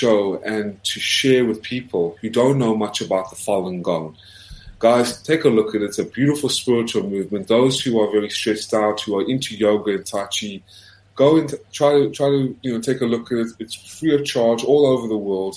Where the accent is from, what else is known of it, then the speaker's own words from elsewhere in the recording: South Africa; now in United States; as a South African who came to America, was the first in my family to get an American passport.